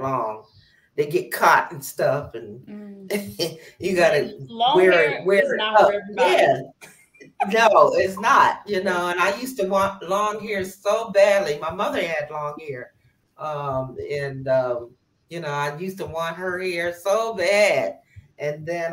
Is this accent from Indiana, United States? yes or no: no; Los Angeles, California, United States; I'm from Los Angeles, California